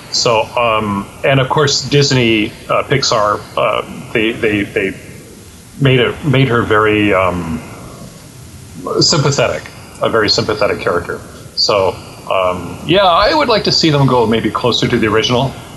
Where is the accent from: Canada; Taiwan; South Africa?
Canada; I am Canadian and I can work in Canada